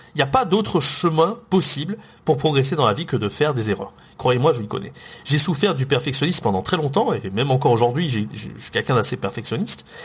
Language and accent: French; France